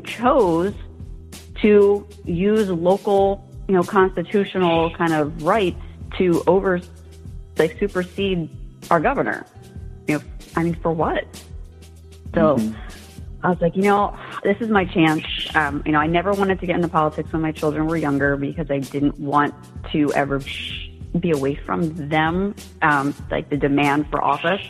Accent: New Jersey, United States; moved away as an adult; now in Palm Harbor, United States; I moved here from New Jersey, and I grew up in a very urban area

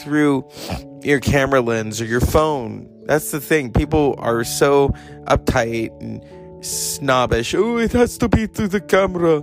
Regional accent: United States; I am American

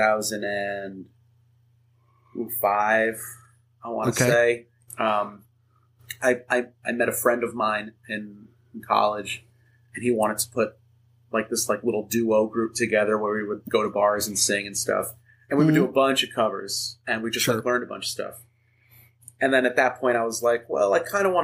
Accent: Uniondale, New York, United States; moved away as an adult; now in Queens, United States; I was born in Uniondale

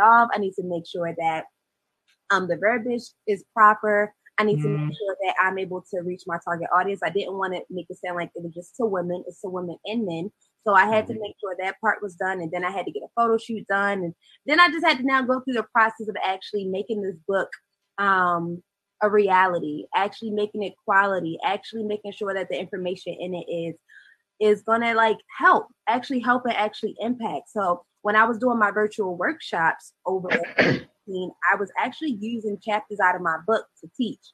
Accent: Baltimore, Maryland, United States; I'm born and raised in Baltimore, Maryland

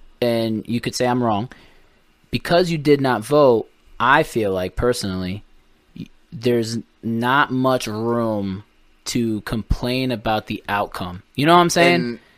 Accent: United States; also born or lived in Portugal; they noticed that I was from America. They hear my shitty ass Portuguese

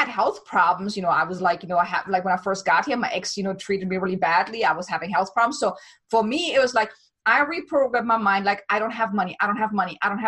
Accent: Germany; moved away as an adult; now in United States; I'm from Germany

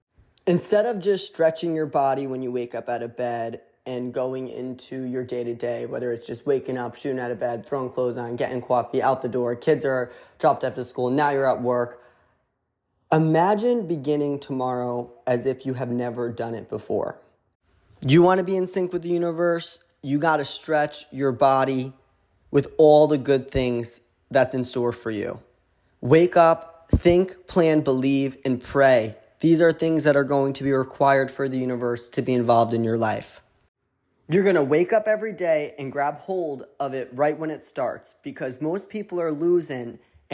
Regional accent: Connecticut, United States; accent: New Haven; Haven accent. It's a little bit of an Italian, New Yorker, Boston, Rhode Island accent into one, aka I'm from Connecticut.

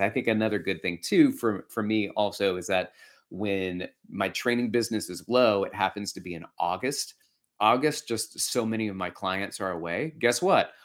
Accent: Alabama, United States; moved away; I grew up in Alabama

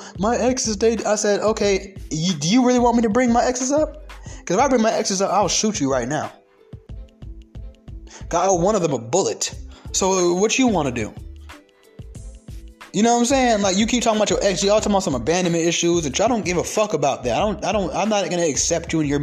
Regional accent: the South, United States; accent: southern twang; I got a little southern twang in my accent

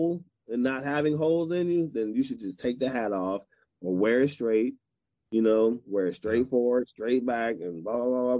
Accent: Chicago, Illinois, United States; I'm from Chicago

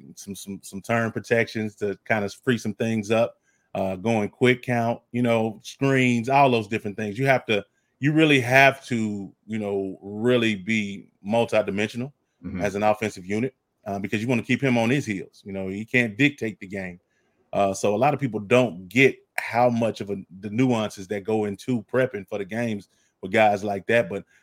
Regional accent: Texas, United States; I'm Texan all the way.

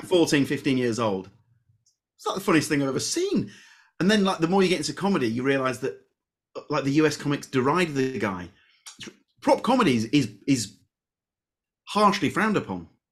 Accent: Leeds, Yorkshire and the Humber, United Kingdom; I'm from Leeds.

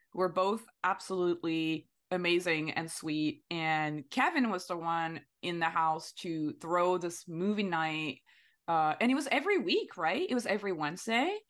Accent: France; English is a second language; moved away as an adult; now in Los Angeles, United States; So when I moved for the first time in LA, I was already like 26, I think, and I moved from France and I didn't really know anybody in LA.

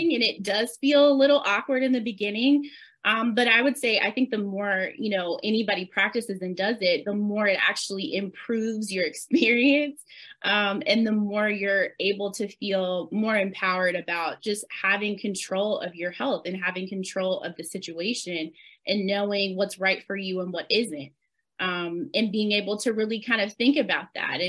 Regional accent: the South, United States; as children growing up in the South, we spend a lot of time at church.

